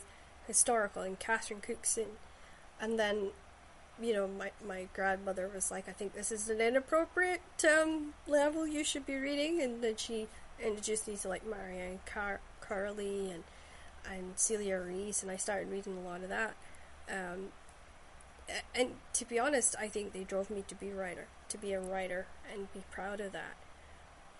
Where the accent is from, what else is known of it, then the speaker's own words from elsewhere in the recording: Shetland, Scotland, United Kingdom; historical stories I grew up with in Shetland